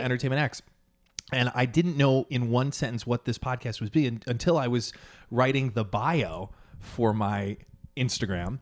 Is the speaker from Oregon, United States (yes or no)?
no; Long Island, New York, United States; now in Manhattan, United States; I'm from Long Island